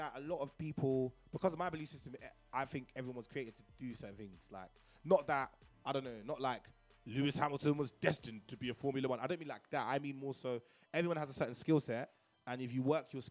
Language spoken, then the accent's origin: English; Nigeria; Growing up in Nigeria